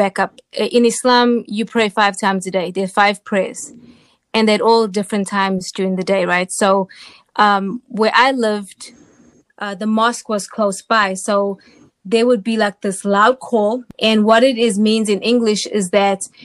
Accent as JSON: {"language": "English", "town": "Durban", "region": "KwaZulu-Natal", "country": "South Africa", "tie": "born or raised there", "moved": "as an adult", "lives_now": "United States", "said": "I was born in Durban, South Africa, which is the largest port in Southern Africa. I was there from, of course, birth till age 19 when I came to the United States"}